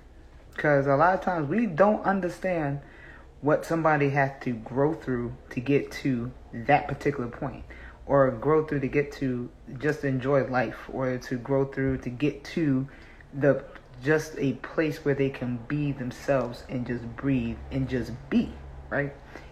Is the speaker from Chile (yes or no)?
no; South Africa; So, I came from South Africa.